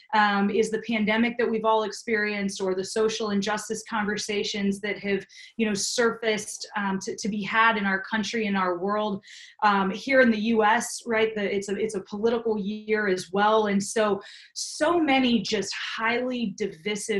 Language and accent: English; East Coast, United States; I'm from the East Coast. I can talk fast